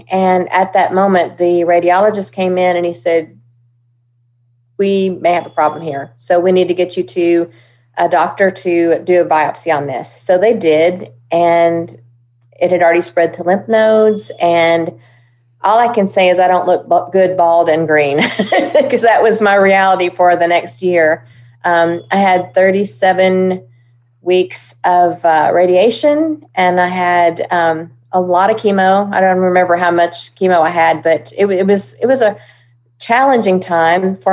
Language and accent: English; Hendersonville, Tennessee, United States; also born or lived in Oklahoma; I was born in Oklahoma. My dad was …'s road manager. And when … decided to bring all of his organization over to Nashville, I was one of that convoy. And we landed in Hendersonville. And I began singing around Hendersonville